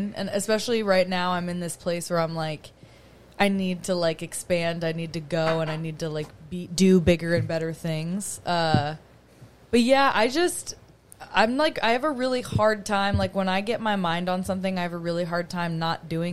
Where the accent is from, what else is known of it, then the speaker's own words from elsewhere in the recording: Colorado, United States; moved away as an adult; also born or lived in Miami, Florida; now in Florida, United States; I was born in Miami. When I was 3, my parents were like, let's get out of here. We're going to go to Colorado. Raised in Colorado